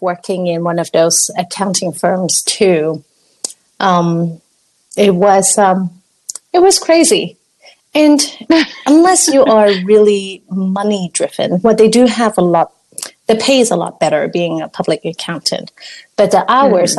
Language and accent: English; Hong Kong; moved away; I'm from Hong Kong